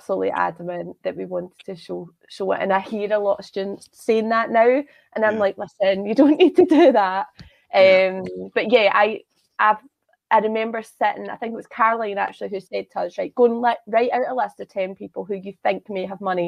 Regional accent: Scotland, United Kingdom; I'm Scottish

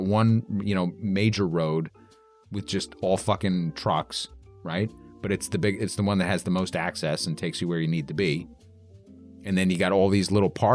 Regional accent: New York City, New York, United States; growing up in New York

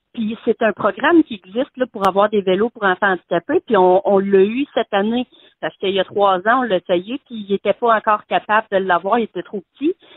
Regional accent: Shawinigan, Quebec, Canada; Je viens de Shawinigan

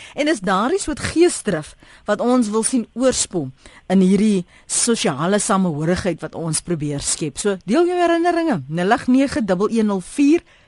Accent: South Africa; ons as Suid-Afrikaners

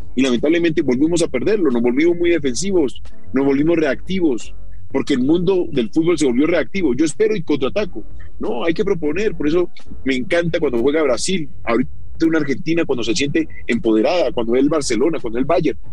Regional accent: Colombia; nosotros como colombianos

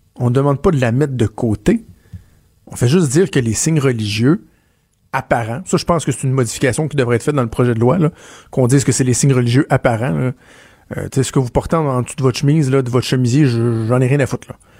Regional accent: Quebec, Canada; je viens du Québec

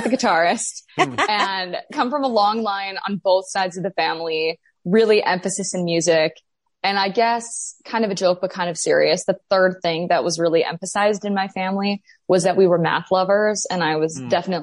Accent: Grand Forks, North Dakota, United States; I am from Grand Forks, North Dakota

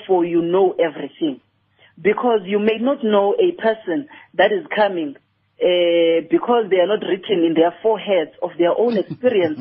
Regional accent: Eastern Cape, South Africa; I'm from the Eastern Cape

